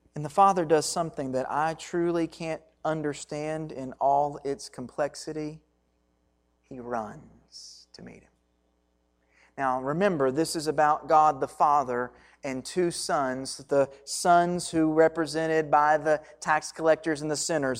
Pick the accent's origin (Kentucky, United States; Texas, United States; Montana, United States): Kentucky, United States; Hancock County; I grew up in just the other side of Breckenridge County in Hancock County, Kentucky